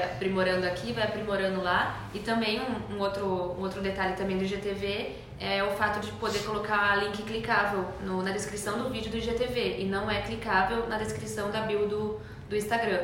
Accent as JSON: {"language": "Portuguese", "country": "Brazil", "accent": "interior (caipira)", "said": "Interior. E é interior."}